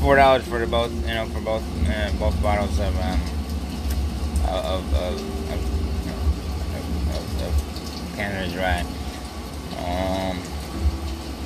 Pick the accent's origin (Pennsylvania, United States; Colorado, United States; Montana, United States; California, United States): Pennsylvania, United States; Philadelphia; I was born in Philadelphia, I still live here